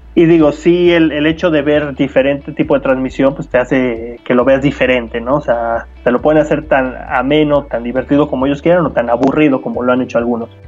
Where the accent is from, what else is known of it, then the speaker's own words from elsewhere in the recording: Mexico; nosotros como aficionados mexicanos, me incluyo